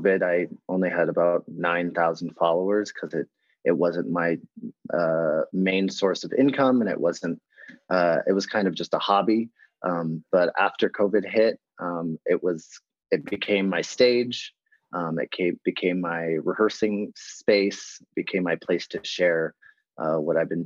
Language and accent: English; Los Angeles, California, United States; We grew up in Los Angeles